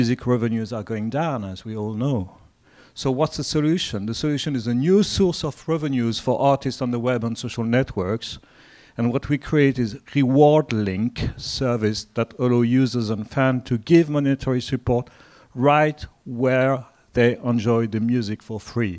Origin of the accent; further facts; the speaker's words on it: France; accent: French; English is a second language; I come from France, as you can hear from the accent.